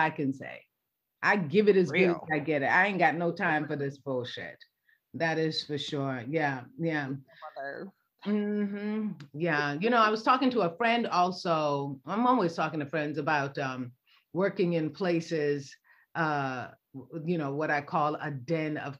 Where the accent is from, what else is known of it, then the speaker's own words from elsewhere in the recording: New York, United States; also born or lived in Jamaica; I'm a New Yorker